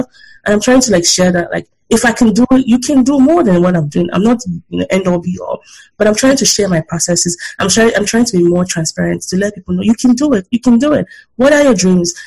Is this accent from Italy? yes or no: no; Nigeria; now in United States; I'm proudly Nigerian